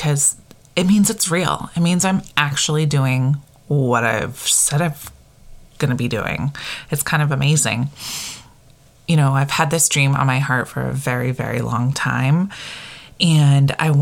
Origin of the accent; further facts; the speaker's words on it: Connecticut, United States; moved away as an adult; also born or lived in Maine; now in New Hampshire, United States; I grew up in Connecticut.